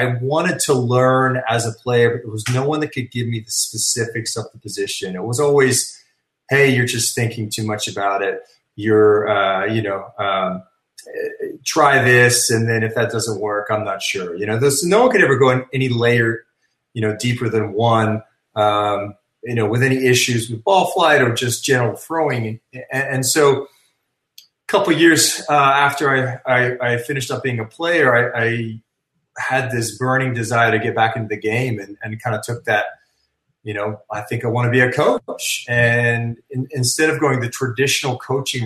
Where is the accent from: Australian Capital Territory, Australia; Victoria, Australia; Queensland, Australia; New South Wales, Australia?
New South Wales, Australia; Sydney; moved away; I actually was born and raised in Australia